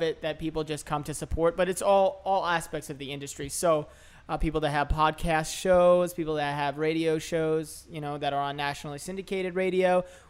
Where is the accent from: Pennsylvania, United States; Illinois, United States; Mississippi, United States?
Pennsylvania, United States; outside of Philadelphia; also born or lived in Oceanside, New York / New York; now in New Orleans, United States; I was born in New York, in Oceanside. So I was born there, and I grew up outside of Philadelphia area.